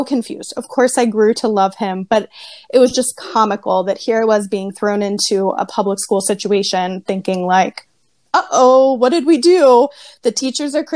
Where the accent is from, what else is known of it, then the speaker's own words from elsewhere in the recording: Lititz, Pennsylvania, United States; I did grow up in Lidditz